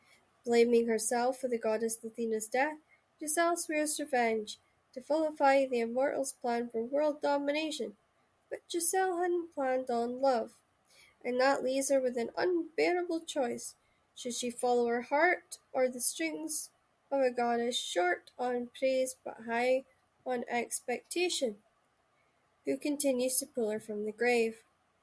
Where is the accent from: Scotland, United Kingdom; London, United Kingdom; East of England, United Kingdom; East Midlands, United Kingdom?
Scotland, United Kingdom; Shetland; Well, if you don't know me, I'm from Shetland. So I grew up with Nordic, Danish, Russian, Shetland dialect is all that, right? Plus Scottish.